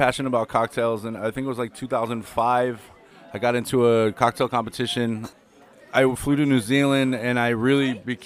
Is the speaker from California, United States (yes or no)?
yes; Southern California, United States; moved away as an adult; also born or lived in Nevada; now in France; I'm from Southern California.